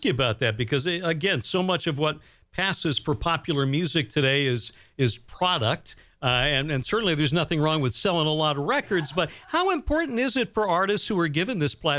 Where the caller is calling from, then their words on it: Bangor, Maine, United States; We're in Bangor, Maine.